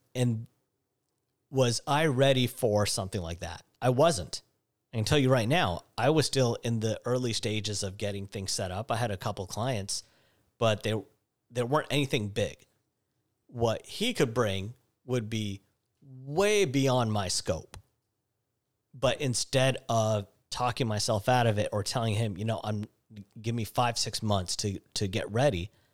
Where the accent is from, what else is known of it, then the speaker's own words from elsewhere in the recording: Seattle, Washington, United States; growing up in Seattle